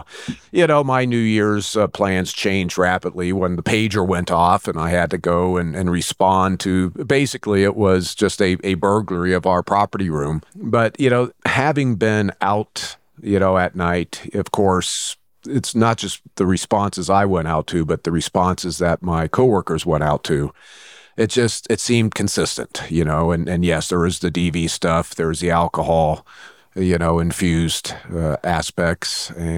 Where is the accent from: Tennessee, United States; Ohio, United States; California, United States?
California, United States; Fairfield; also born or lived in San Antonio, United States; In the summer between my 7th and 8th grades, my dad got stationed at Travis Air Force Base. So I moved from San Antonio, Texas to Fairfield, California. And of course, you know, went through high school there at Vanden High School